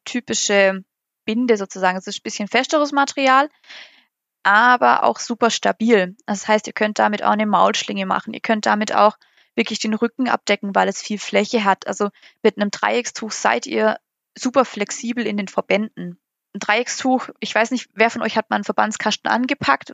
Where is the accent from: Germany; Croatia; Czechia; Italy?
Germany; bei uns in Deutschland